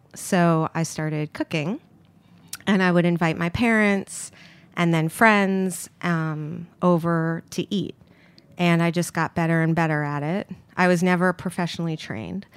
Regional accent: New York City, New York, United States; I grew up here in Manhattan

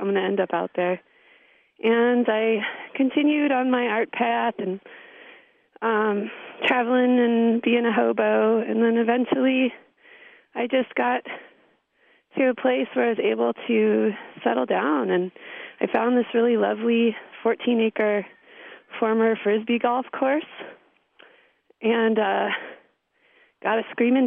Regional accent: California, United States; moved away as an adult; also born or lived in Milwaukee, Wisconsin; now in Wisconsin, United States; I'm from California, and I initially was brought to Wisconsin via the film department at the University of Wisconsin in Milwaukee

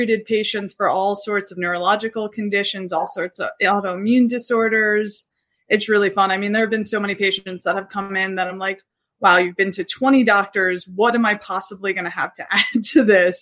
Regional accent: New York City, New York, United States; I'm from Brooklyn

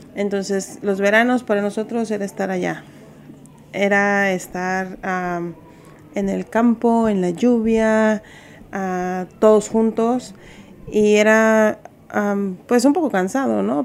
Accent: Cuernavaca, Morelos, Mexico; moved away as an adult; now in Berkeley, United States; soy de Cuernavaca, Morelos

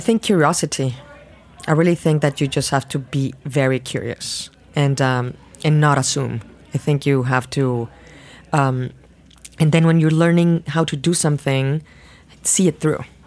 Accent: Mexico City, Mexico; moved away as an adult; now in New York, United States; I was born in Mexico City. I grew up in Mexico City.

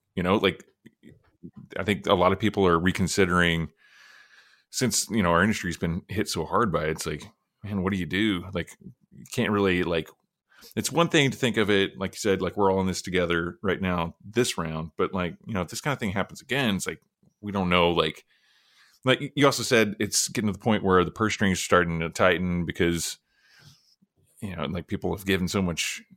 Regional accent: Oklahoma, United States; I'm from Oklahoma

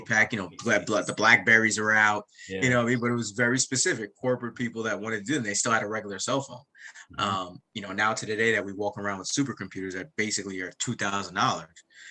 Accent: United States; also born or lived in Jamaica; I grew up outside of New York and New Jersey

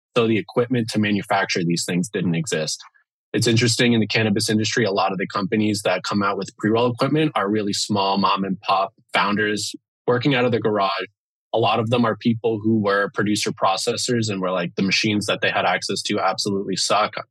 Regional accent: Miami, Florida, United States; now in Seattle, United States; I'm from the East Coast, from Miami, and uh, yeah, grew up there

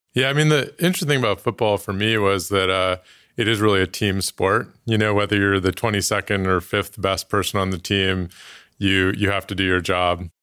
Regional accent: Oakland, California, United States; moved away; I was born in Oakland, 1980, Oakland Kaiser

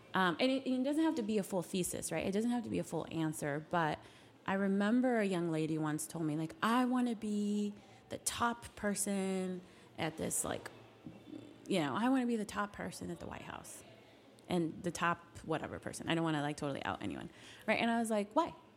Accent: Carson City, Nevada, United States; moved away as an adult; also born or lived in Reno, Nevada; now in Washington, D.C., United States; I came from rural Nevada, so a much smaller city. I grew up in Carson City, went to college in Reno, and moved right to DC.

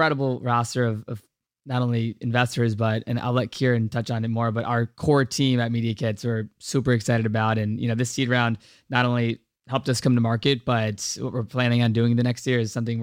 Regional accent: Virginia, United States; now in Marina del Rey, United States; growing up in Virginia

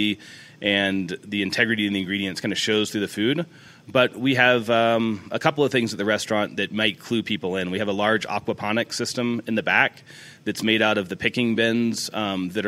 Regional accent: Dallas, Texas, United States; now in Monterey, United States; I was born in Dallas, so Texas cooking is a big part of what I grew up

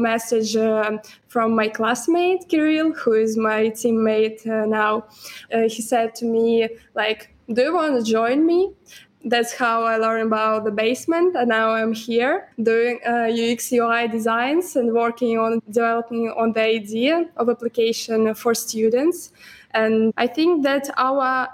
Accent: Moscow, Russia; I'm from Russia, Moscow

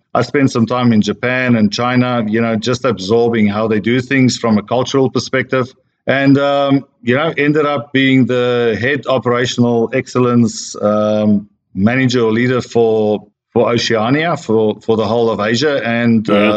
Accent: South Africa; moved away as an adult; also born or lived in Australia / Sydney, Australia / United States / Europe; I'm a South African born Australian slash American slash European now.

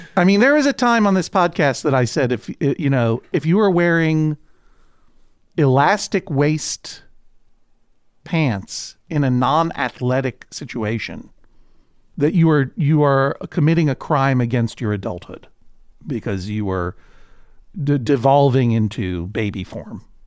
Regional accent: New England, United States; my historic growing up in New England

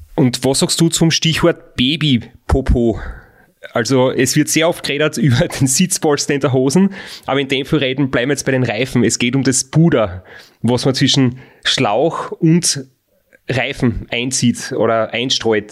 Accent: Austria; bei uns in Österreich ist ein Frotz, wie wir sagen, äh, ein schlecht erzogenes Kind

